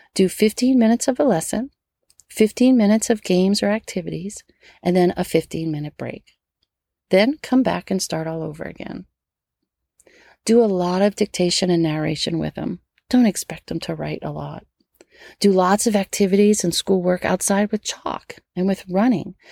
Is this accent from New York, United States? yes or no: no; Metairie, Louisiana, United States; I grew up in Metairie, right outside of New Orleans